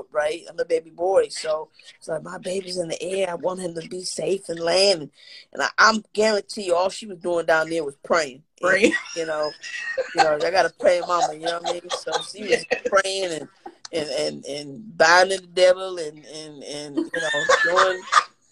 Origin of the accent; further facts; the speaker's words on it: New York City, New York, United States; I come from, you know, projects. I come from Lafayette Gardens. I come from Bed-Stuy